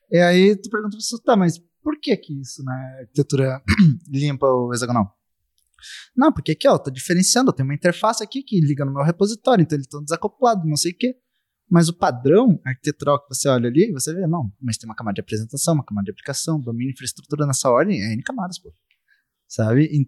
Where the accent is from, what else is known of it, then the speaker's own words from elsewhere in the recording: Rio Grande do Sul, Brazil; eu sou do Rio Grande do é. Sul, eu tô aqui em BH